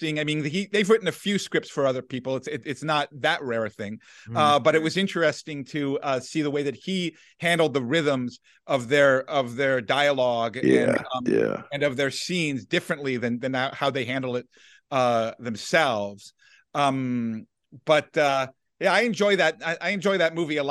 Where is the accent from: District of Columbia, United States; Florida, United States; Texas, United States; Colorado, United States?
District of Columbia, United States; Washington; I grew up in Washington, D.C.